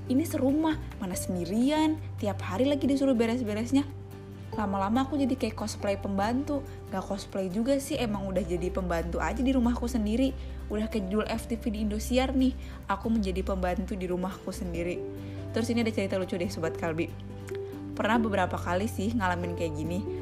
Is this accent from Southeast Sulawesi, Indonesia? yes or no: no; Cirebon, West Java, Indonesia; Aku pulang ke Cirebon. Siapa yang nggak tahu kalau aku orang Cirebon?